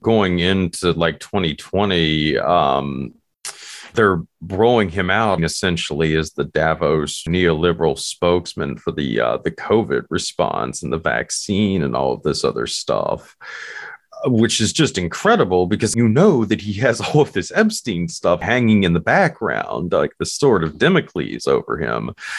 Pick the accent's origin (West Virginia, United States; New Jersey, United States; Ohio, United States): West Virginia, United States; my home state here in West Virginia